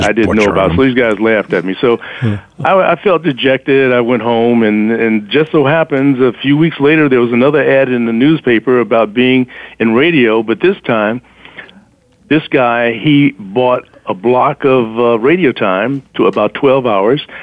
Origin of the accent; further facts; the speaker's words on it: Chicago, Illinois, United States; moved away as an adult; now in New York, United States; I'm from Chicago originally